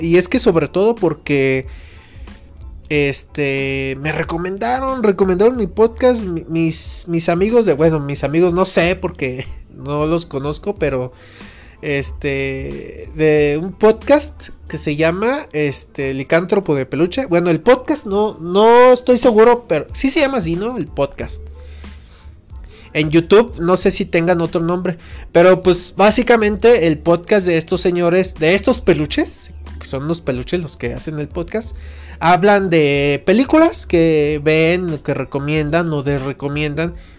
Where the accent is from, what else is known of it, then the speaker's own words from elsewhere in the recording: Mexico; como buen mexicano